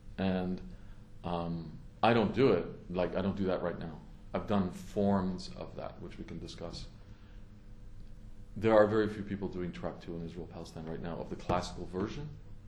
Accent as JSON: {"language": "English", "country": "Canada", "said": "I was a younger with hair Canadian diplomat, and I was happy and I worked on it, obviously, as a Canadian diplomat at that time in 1993."}